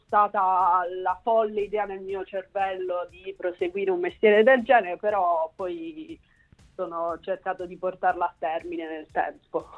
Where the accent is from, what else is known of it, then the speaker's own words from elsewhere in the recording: Bari, Apulia, Italy; moved away as an adult; now in Rome, Italy; io sono di Bari